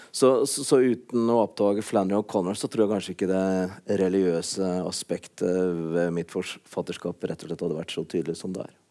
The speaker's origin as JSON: {"language": "Norwegian", "town": "Kongsvinger", "region": "Innlandet", "country": "Norway", "said": "der jeg kommer fra, i Kongsvinger-distriktet"}